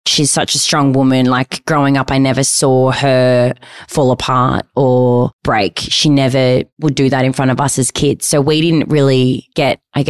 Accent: Malvern, Victoria, Australia; we grew up in Malvern

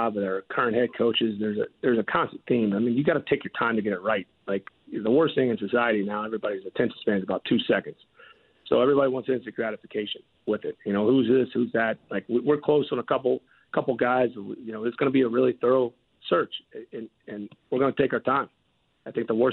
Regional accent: Southeast, United States; now in Atlanta, United States; I'm from the Southeast

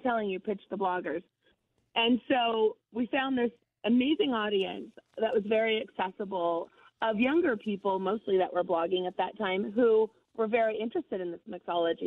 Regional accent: Santa Fe, New Mexico, United States; growing up in Santa Fe, we're surrounded by food culture

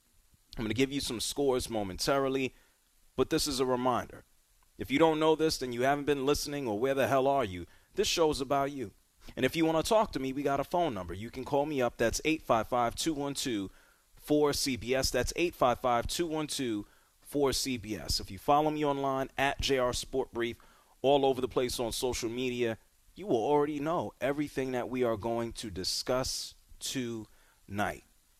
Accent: Atlanta, Georgia, United States; my hometown Atlanta Braves

